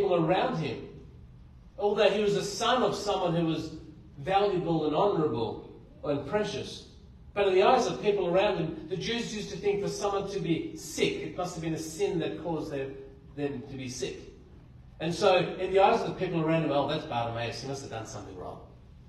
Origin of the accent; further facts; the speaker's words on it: Blue Mountains, New South Wales, Australia; I grew up in the Blue Mountains